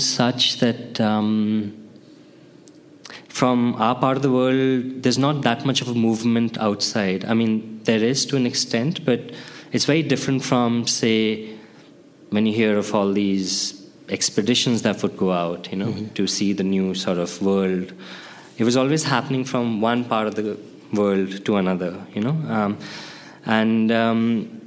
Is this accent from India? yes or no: yes; India; I grew up during my puberty, MTV came into India